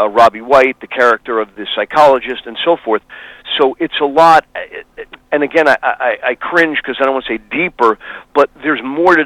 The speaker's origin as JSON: {"language": "English", "town": "New York City", "region": "New York", "country": "United States", "tie": "born or raised there", "said": "I grew up poor in the Bronx in New York."}